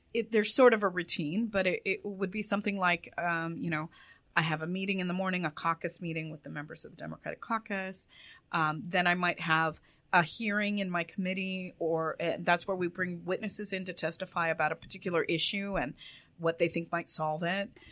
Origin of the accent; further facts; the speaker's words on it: Orange County, Los Angeles area, California, United States; I was born in Orange County and raised in the Orange County, LA areas.